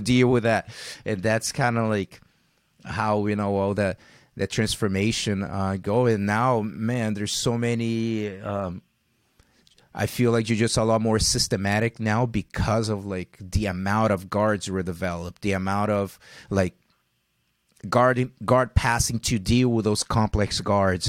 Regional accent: Rio de Janeiro, Brazil; living, growing up in Rio

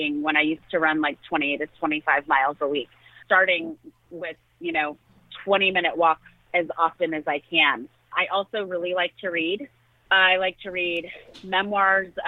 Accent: United States; I was raised in rural America.

